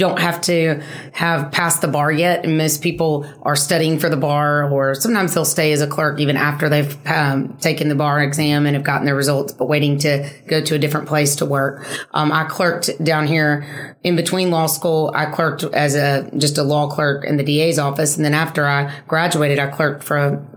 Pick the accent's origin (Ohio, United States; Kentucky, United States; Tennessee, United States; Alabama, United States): Alabama, United States; Florence; moved away as an adult; now in Mobile, United States; I grew up in North Alabama in Florence, in that area, in the northwest part of the state